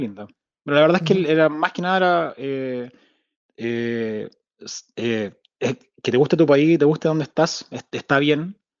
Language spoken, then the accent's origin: Spanish; Santiago, Santiago Metropolitan Region, Chile; moved away as an adult; also born or lived in Spain / France / Sweden / Denmark; now in Whitehorse, Canada; yo nací en Santiago, la cordillera está ahí